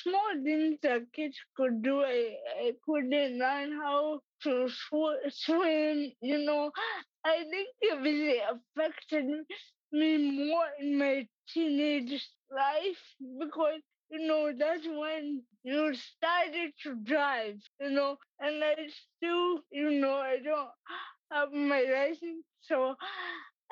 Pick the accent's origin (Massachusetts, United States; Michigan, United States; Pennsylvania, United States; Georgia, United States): Massachusetts, United States; I was born and raised in Massachusetts